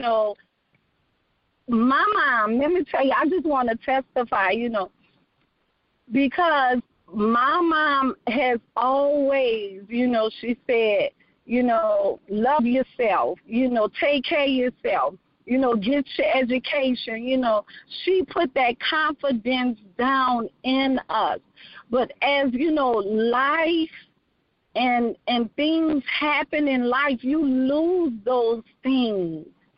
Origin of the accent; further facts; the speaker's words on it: New Orleans, Louisiana, United States; now in Texas, United States; I am from New Orleans, Louisiana, born and raised